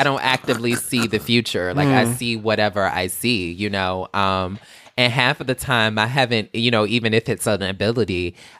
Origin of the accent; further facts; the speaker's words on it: the South, United States; I grew up in the South, so it's kind of like we're very superstitious people.